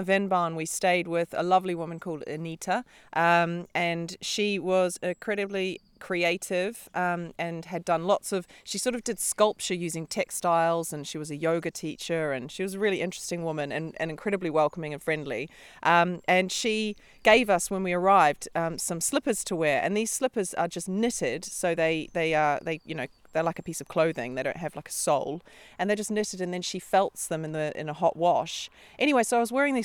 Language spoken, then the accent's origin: English; New Zealand; we're from New Zealand